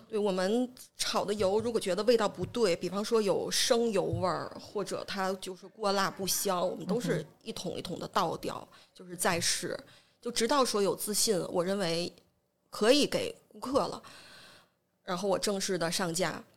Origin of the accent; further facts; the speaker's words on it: Jinzhou, Liaoning, China; 我是这个土生土长的锦州人